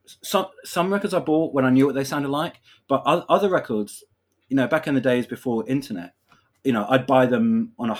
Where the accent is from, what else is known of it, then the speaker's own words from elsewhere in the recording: London, United Kingdom; being a Londoner